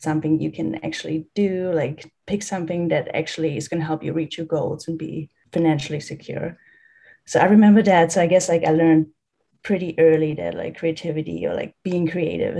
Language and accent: English; Germany; I'm from Germany